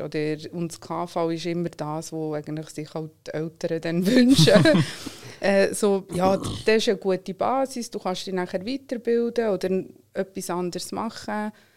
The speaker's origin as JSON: {"language": "German", "region": "Solothurn", "country": "Switzerland", "tie": "born or raised there", "second_language": "German", "moved": "as an adult", "lives_now": "Zurich, Switzerland", "said": "bin in Solothurn aufgewachsen, wohne aber schon lange in Zürich"}